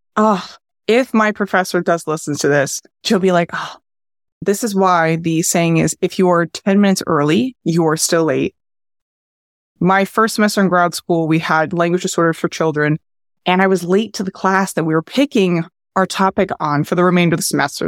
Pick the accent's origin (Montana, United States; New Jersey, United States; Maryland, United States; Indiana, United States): New Jersey, United States; also born or lived in New York; I'm originally from New Jersey